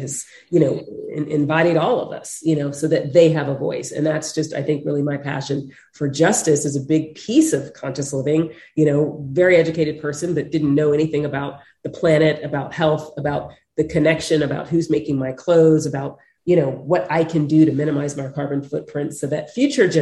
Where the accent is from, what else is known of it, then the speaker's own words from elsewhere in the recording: United States; Yes, I'm African American, but it's like, I'm Western, I'm American